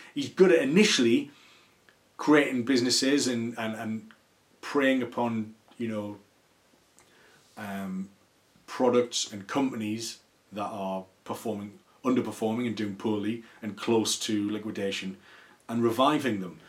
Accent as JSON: {"language": "English", "town": "Newcastle upon Tyne", "region": "North East England", "country": "United Kingdom", "said": "I'm a Geordie and I love the region, I love the city, and it's really important to me."}